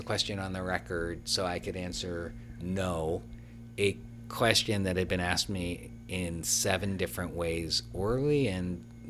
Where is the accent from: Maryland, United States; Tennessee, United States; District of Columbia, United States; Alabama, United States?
District of Columbia, United States; Washington; I'm from the District of Columbia. Kind of hard to do.